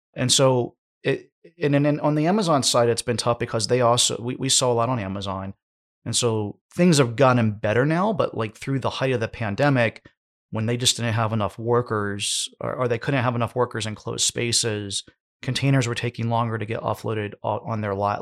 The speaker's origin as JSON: {"language": "English", "country": "United States", "said": "I'm from the United States"}